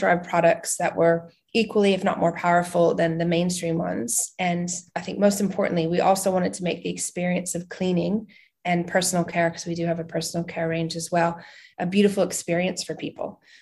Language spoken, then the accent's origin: English; New England, United States; moved away as an adult; also born or lived in Vermont / New York City / Boston / New Hampshire; I'm originally from the United States. I was born in Vermont and I grew up in Boston and New Hampshire.